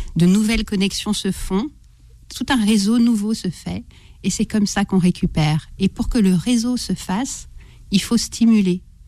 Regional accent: Brittany, France; je suis une Bretonne

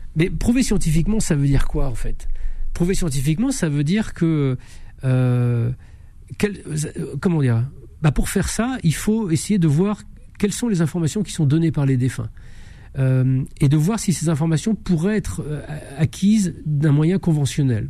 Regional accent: France; je suis né en, en France, dans un pays cartésien

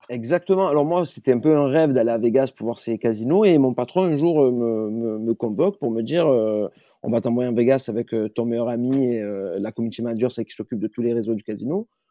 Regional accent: Marseille, Provence-Alpes-Côte d'Azur, France; moved away; je viens de Marseille de base

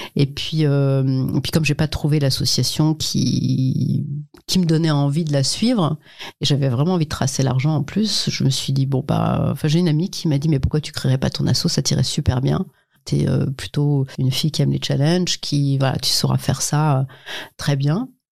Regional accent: Illzach, Grand Est, France; Je viens de, de, de Mulhouse, enfin d'Ilzac, plus précisément, d'un ce qu'on va appeler d'un quartier

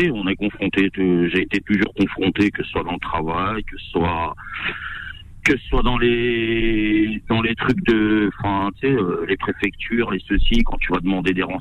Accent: France; je sens que j'ai pas ma place euh, en tant que Français

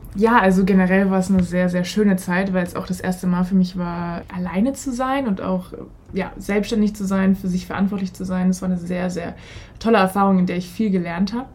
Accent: Ludwigshafen, Rhineland-Palatinate, Germany; ich bin damals in Ludwigshafen am Rhein zur Schule gegangen

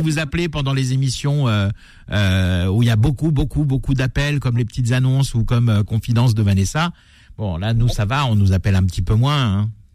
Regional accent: France; chez nous en France

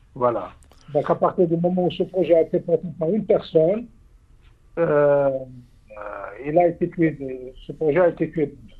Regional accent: Algeria; en tant qu'Algérien

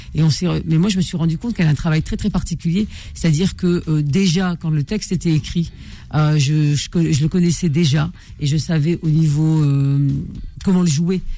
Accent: northern France, France; mes parents sont du nord de l'Afrique et moi je suis du nord euh, de la France

